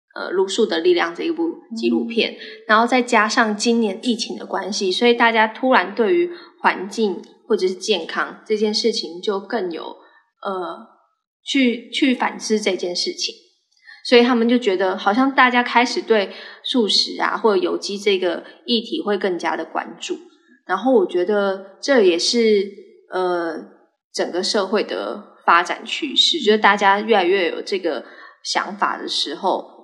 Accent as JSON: {"language": "Chinese", "region": "Tainan", "country": "Taiwan", "moved": "yes", "said": "我也是台南人，我们家真的非常爱吃鱼"}